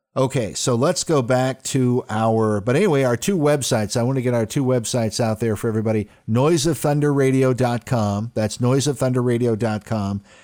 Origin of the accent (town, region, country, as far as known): United States